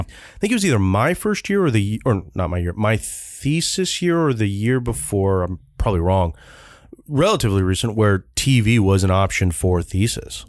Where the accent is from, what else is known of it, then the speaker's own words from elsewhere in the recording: California, United States; I am from Cal